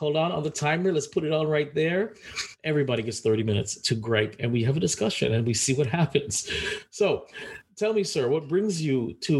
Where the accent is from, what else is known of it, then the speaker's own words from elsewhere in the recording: New York, United States; moved away as an adult; now in Florida, United States; I am a New Yorker